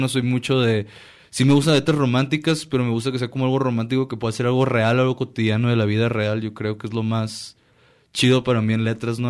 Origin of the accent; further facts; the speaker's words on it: La Paz, Baja California Sur, Mexico; now in Guadalajara, Mexico; todos somos de allá de La Paz